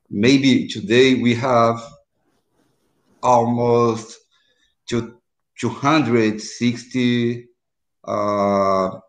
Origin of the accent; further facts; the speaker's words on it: Northeast, United States; I'm from Northeast.